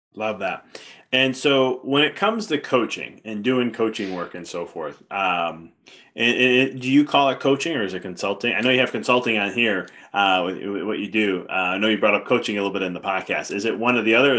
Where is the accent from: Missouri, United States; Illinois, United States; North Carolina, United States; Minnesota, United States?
Illinois, United States; Chicago; I'm from Chicago too